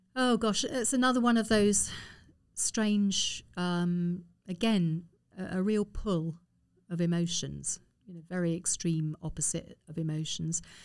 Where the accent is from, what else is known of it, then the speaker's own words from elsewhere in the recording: Harrow, London, United Kingdom; also born or lived in Hanover; I lived in Harrow, I was born in Harrow